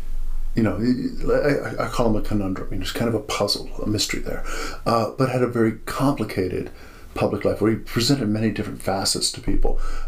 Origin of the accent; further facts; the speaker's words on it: United States; I grew up in America